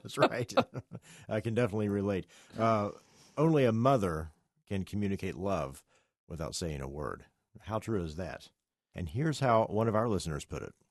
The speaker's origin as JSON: {"language": "English", "region": "West Virginia", "country": "United States", "said": "I'm from West Virginia."}